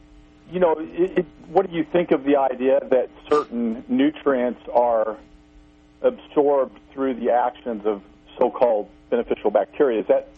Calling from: Missouri, United States; Yes, … … in Missouri.

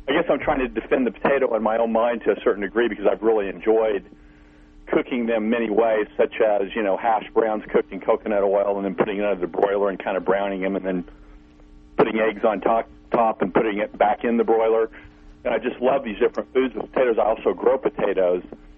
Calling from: Missouri, United States

